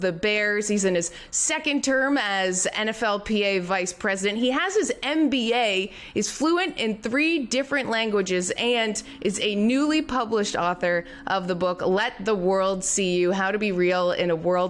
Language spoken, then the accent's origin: English; Canada; now in United States; I'm a Canadian